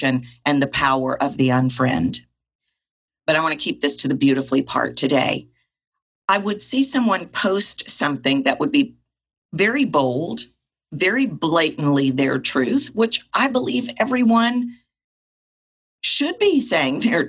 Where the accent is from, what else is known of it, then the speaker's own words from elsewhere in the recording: the South, United States; I was raised in the South